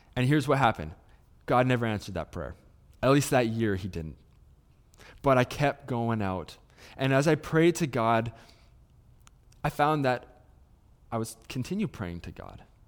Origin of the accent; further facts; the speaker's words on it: Salmon Arm, British Columbia, Canada; moved away as an adult; now in Kelowna, Canada; I grew up in Salmon Arm, about an hour's away from Kelowna